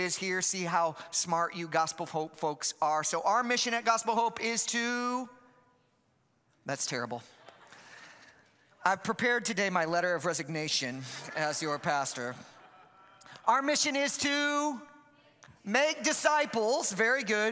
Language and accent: English; Chicago, Illinois, United States; I'm from Chicago